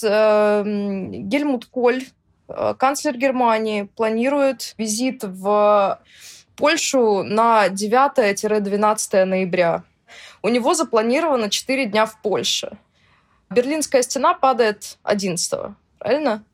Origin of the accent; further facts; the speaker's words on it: Russia; я россиянка, которая общается с украинцами